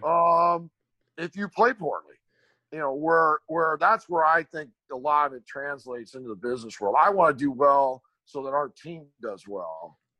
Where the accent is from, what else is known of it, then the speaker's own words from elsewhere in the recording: Glendale, California, United States; moved away; also born or lived in Burbank, California; I still go back to Glendale